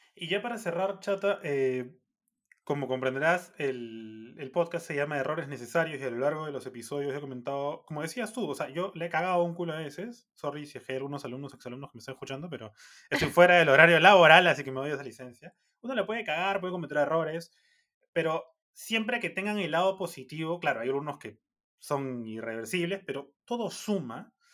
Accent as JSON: {"language": "Spanish", "country": "Peru", "said": "como peruanos"}